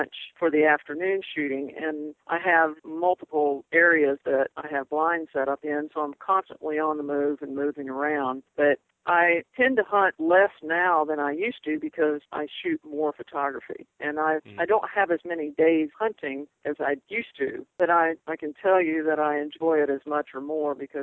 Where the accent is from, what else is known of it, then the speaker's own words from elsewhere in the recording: Ocala, Florida, United States; also born or lived in Kansas; I'm originally from Kansas, but I was raised in Ocala, near Ocala, Florida